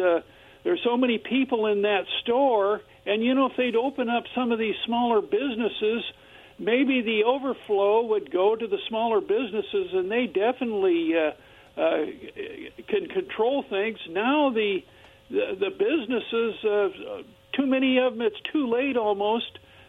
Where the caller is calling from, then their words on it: Kennewick, Washington, United States; You know, this is … from Kennewick.